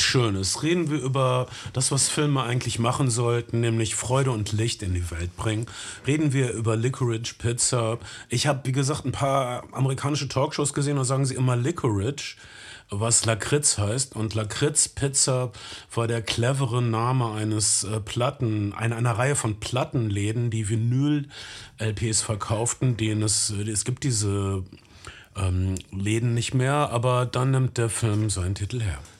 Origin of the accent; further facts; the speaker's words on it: North Rhine-Westphalia, Germany; bei uns in Ostwestfalen